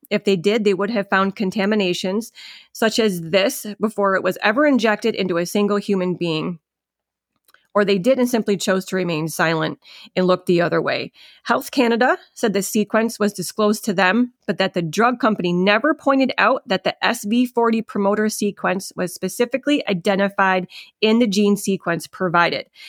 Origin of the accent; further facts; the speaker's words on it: upstate New York, United States; I live in upstate New York, And for people that don't know about New York, you tell people, "I'm from New York." They immediately think you're from the city. I am not from the city